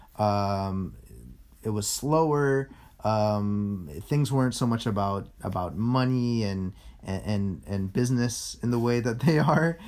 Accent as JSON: {"language": "English", "town": "San Francisco", "region": "California", "country": "United States", "tie": "born or raised there", "said": "I grew up in a part of this city that's called the Sunset"}